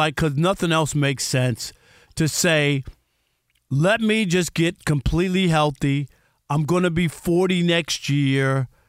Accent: Queens, New York, United States; I grew up in Queens, so the Jets and Mets played in Queens, you know what I mean?

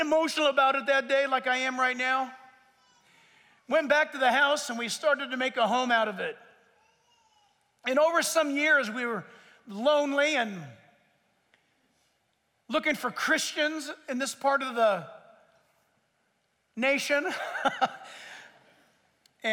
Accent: San Diego, California, United States; also born or lived in Orange County, California / Costa Mesa, California; now in Chino Hills, United States; I was born in San Diego, lived close enough to the ocean in OC

